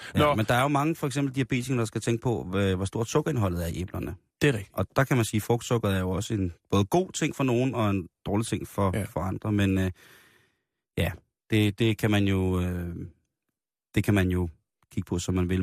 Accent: Denmark; vi synes jo også som danskere

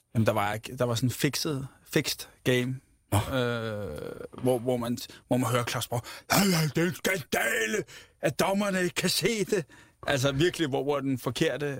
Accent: Ramløse, Capital Region of Denmark, Denmark; Jeg er vokset op i Ramløs

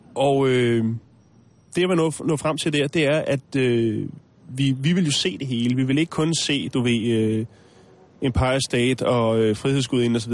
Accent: Denmark; vi kommer fra Danmark

